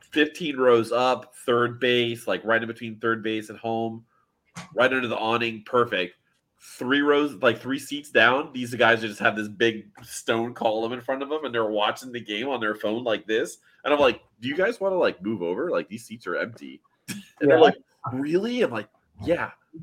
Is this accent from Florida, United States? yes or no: yes; Miami, Florida, United States; I grew up in the Miami area, and that's all you need to play.